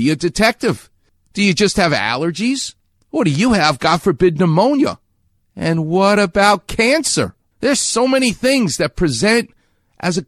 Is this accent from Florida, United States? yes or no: no; New York, United States; moved away; I'm a New Yorker.